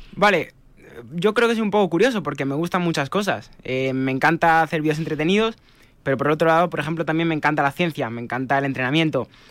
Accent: Madrid, Community of Madrid, Spain; moved away; yo soy de Madrid

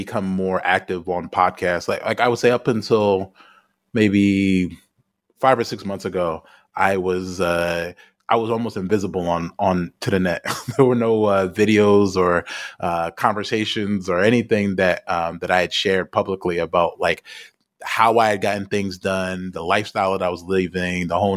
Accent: United States; moved away; because I'm an American

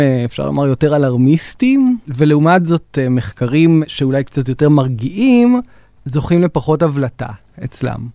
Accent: Israel; אצלנו בישראל

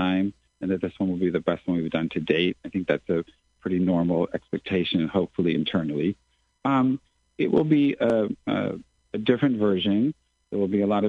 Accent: San Diego, California, United States; moved away as an adult; also born or lived in Southern Africa / Southeast Asia / Manila, Philippines; I'm from San Diego, California, originally, and that's where I had all my training

